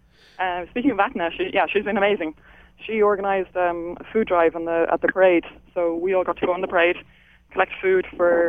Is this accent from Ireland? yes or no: yes; Dublin, Leinster, Ireland; moved away as an adult; now in Toronto, Canada; I'm from Dublin, and I came over to Toronto